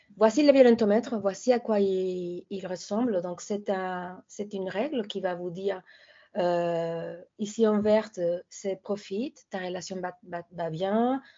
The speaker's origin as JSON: {"language": "French", "country": "Mexico", "moved": "yes", "said": "chez moi au Mexique"}